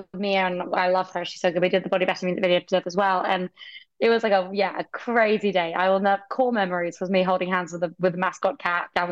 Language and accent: English; Brighton, South East England, United Kingdom; I'm from Brighton. That's like where I went to see shows growing up